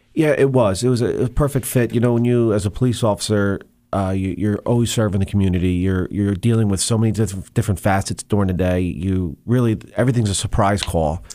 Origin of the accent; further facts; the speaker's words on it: Monmouth County, New Jersey, United States; I grew up in Monmouth County, New Jersey